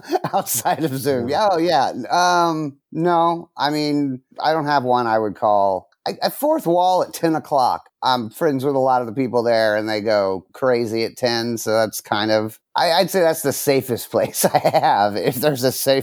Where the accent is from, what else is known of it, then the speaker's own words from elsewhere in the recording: Dallas, Texas, United States; now in Los Angeles, United States; No. Originally, I'm from Dallas.